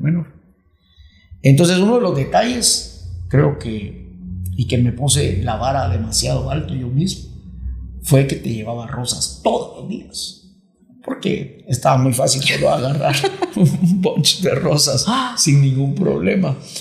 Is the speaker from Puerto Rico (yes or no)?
no; Guatemala; moved away; also born or lived in Miami; los dos somos guatemaltecos